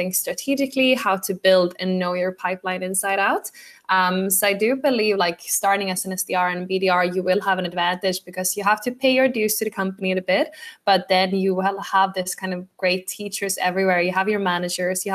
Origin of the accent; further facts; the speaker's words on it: Sweden; moved away as an adult; now in Dublin, Ireland; my like Swedish style